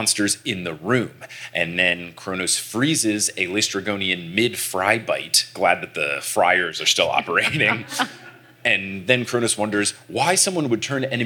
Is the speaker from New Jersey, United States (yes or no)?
yes; New Jersey, United States; we're also back in New Jersey, my home state